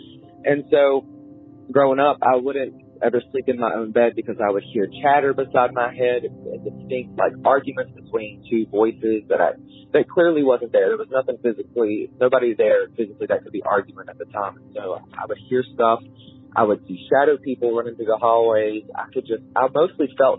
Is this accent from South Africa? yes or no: no; West Virginia, United States; I am from West Virginia